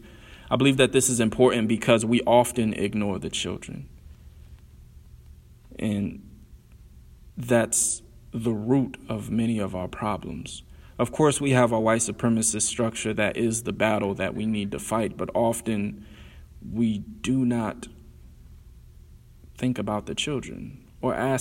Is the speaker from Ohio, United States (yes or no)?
yes; Columbus, Ohio, United States; also born or lived in Alabama; I was born in Alabama, raised in Columbus, Ohio